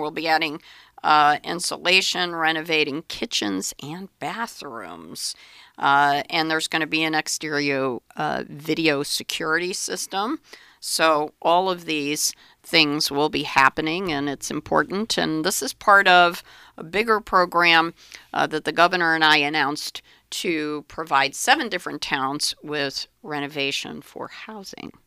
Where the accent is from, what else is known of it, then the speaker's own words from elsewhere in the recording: Middletown, Connecticut, United States; my hometown of Middletown